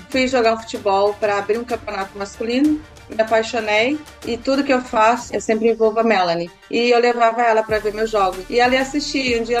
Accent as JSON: {"language": "Portuguese", "region": "Rio de Janeiro", "country": "Brazil", "lives_now": "Australia", "said": "eu sou do Rio"}